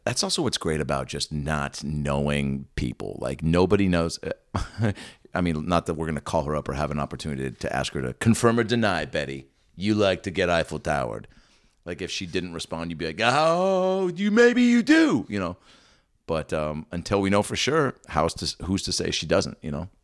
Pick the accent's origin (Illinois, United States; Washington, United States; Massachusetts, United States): Washington, United States; Seattle; I'm actually, I'm from Seattle.